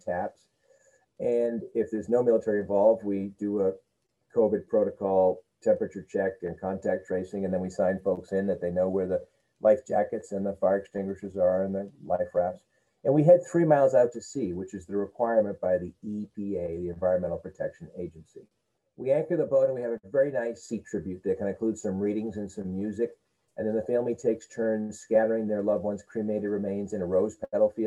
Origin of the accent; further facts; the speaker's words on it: Scituate, Massachusetts, United States; also born or lived in Boston / San Francisco; I grew up in Scituate